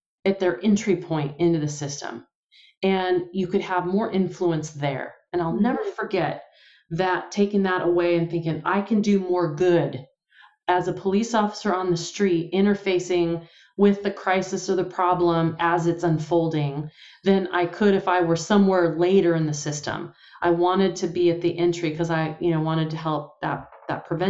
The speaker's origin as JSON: {"language": "English", "town": "San Pablo", "region": "California", "country": "United States", "tie": "born or raised there", "said": "I grew up in San Pablo, went to Richmond High in the East Bay, in Contra Costa County in the Bay Area"}